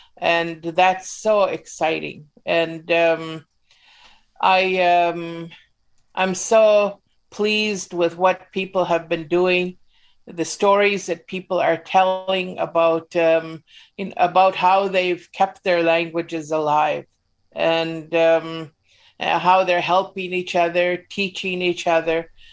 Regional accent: Mount Currie, British Columbia, Canada; I was growing up in Mount Curry

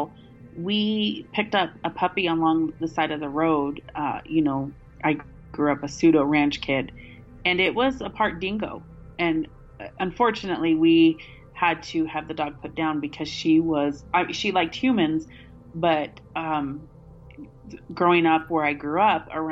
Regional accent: Wyoming, United States; in landlocked Wyoming

